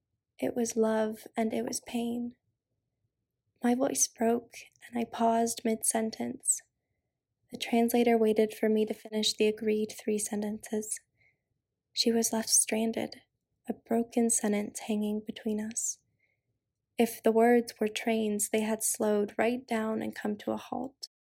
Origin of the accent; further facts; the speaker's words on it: France; also born or lived in Australia; now in United States; So I'm half Japanese and half French, and I was raised in France and Australia and have lived in the US since 2007.